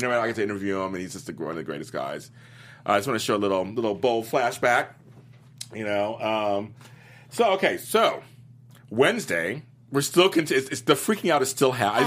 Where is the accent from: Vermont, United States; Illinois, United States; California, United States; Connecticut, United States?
California, United States; Los Angeles; I'm from Los Angeles